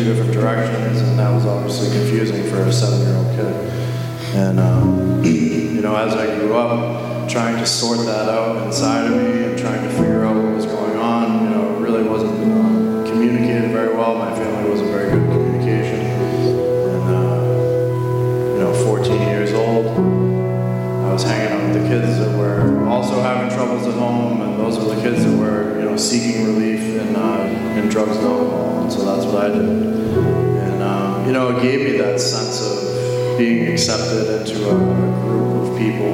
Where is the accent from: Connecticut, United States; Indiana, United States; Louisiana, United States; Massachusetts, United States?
Massachusetts, United States; Northborough; I'm from Northborough, Massachusetts